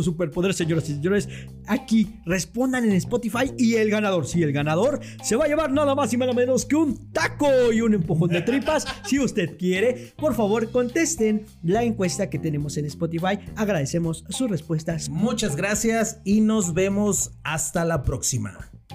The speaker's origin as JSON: {"language": "Spanish", "country": "Mexico", "said": "como mexicanos"}